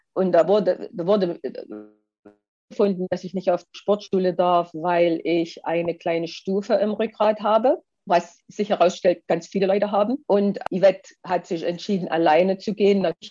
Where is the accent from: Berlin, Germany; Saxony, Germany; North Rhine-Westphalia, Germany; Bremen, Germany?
Saxony, Germany; Ehrenfriedersdorf; also born or lived in Annaberg-Buchholz; Wir sind in, im Erzgebirge groß geworden, in einer schönen kleinen Erzgebirgsstadt, heißt Ehrenfriedersdorf